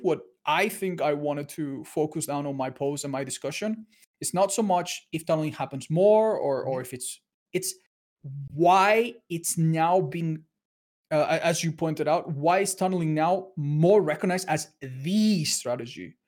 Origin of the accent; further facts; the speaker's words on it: Spain; I'm from Spain